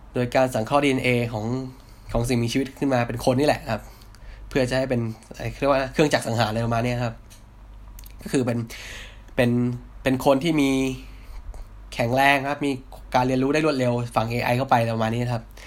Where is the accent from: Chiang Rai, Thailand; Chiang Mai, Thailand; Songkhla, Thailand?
Songkhla, Thailand; Hat Yai; now in Bangkok, Thailand; ผมเป็นคนต่างจังหวัดนะ คือผมเป็นคนคนหัดใหญ่ครับ